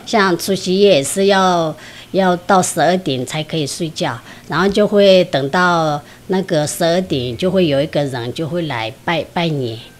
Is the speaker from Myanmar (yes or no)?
yes; Kunlong, Shan State, Myanmar; moved away as an adult; now in Shulin, Taiwan; 来自缅甸，巩龙